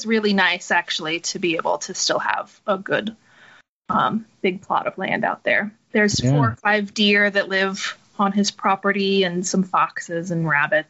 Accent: Falcon, Colorado, United States; now in Utah, United States; I grew up just outside of Colorado Springs, Colorado.

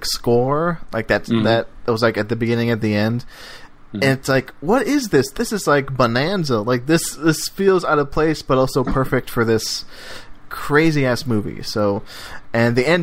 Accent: Texas, United States; I grew up in Texas

